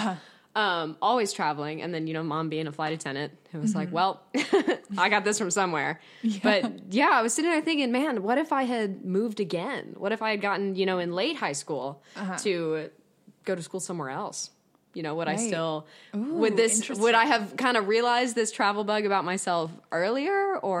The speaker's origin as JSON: {"language": "English", "region": "Texas", "country": "United States", "also_born_or_lived": "Scotland", "accent": "Scottish", "said": "oh, yeah, no, I'm not from the tri-state area. I'm actually from Texas. But even then they go, OK, so you're from Texas. Where's your accent? And I was like, well, when I moved to Texas, I had a Scottish accent."}